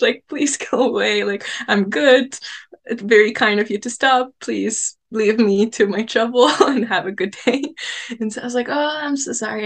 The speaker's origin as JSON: {"language": "English", "town": "Montreal", "region": "Quebec", "country": "Canada", "tie": "born or raised there", "also_born_or_lived": "Tunisia", "moved": "yes", "lives_now": "Whitehorse, Canada", "said": "I grew up in Montreal, really like pretty far from like nature"}